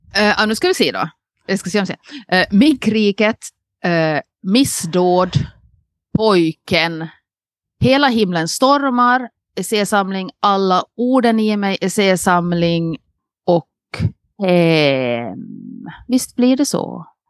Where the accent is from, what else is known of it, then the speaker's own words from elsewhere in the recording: Nykarleby, Ostrobothnia, Finland; now in Åland, Finland; en Nykarleby-räv på sig, alltså en, en, en räv från min hemstad